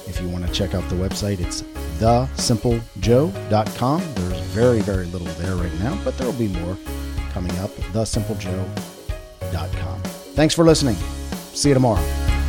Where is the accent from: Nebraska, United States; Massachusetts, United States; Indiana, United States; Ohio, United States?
Ohio, United States; Cincinnati; my hometown, W L W T in Cincinnati, Ohio.